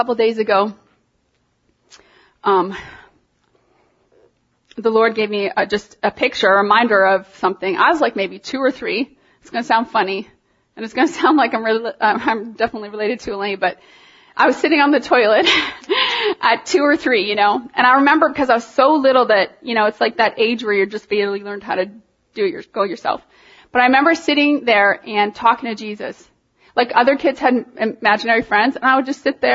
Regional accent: Toronto, Ontario, Canada; I'm from Toronto.

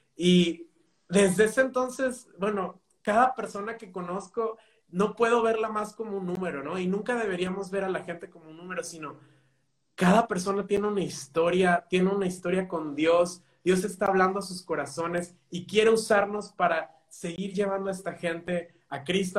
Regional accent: Mexico; now in Spain; yo soy de México.

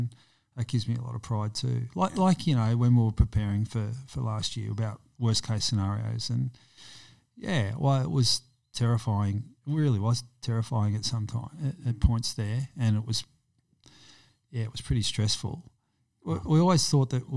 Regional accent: Melbourne, Victoria, Australia; kids born and raised in Preston

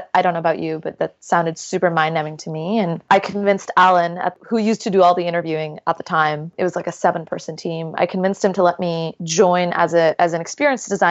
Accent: Jeddah, Makkah Province, Saudi Arabia; moved away as an adult; also born or lived in Toronto; So I grew up in the beautiful city of Jeddah in Saudi Arabia, and I moved to Toronto to go to the University of Toronto's engineering program.

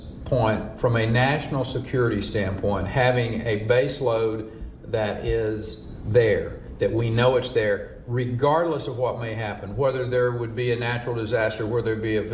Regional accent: Texas, United States; being a Texan

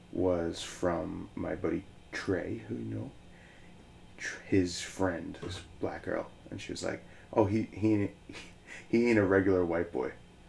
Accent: Ireland; And I'm like, oh, I'm Irish.

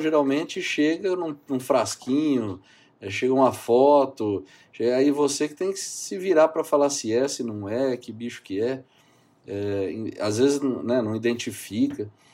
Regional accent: São José do Rio Preto, São Paulo, Brazil; Eu sou daqui de São José do Rio Preto, no interior de São Paulo, e fiz faculdade aqui, fiz toda a minha formação aqui

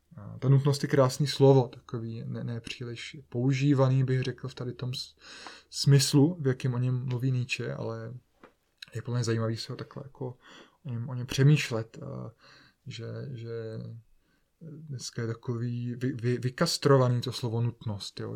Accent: Bohemia, Czechia; jsem se narodil v Čechách

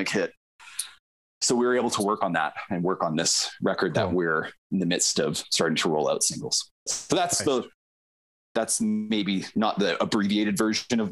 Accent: Okotoks, Alberta, Canada; also born or lived in Vancouver / Delta, Manitoba; now in Calgary, Canada; We grew up together in Okotoks.

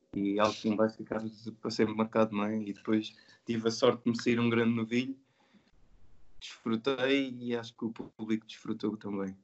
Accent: Santarém, Santarém District, Portugal; nasci e sou de Santarém

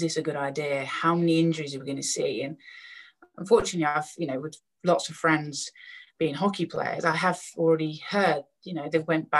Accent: Canterbury, South East England, United Kingdom; Canterbury, it was my hometown, so it was my local, where my local school was, where I lived

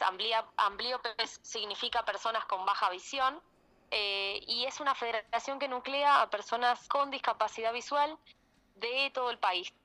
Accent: Santa Fe, Argentina; soy santafesina

